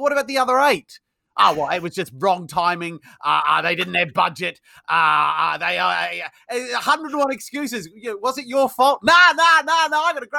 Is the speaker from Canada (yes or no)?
no; New Zealand; moved away as an adult; So I'm from New Zealand originally. Yes, you'll probably tell from my accent it's not very English, although I might sound English to you because I've been here 20 years.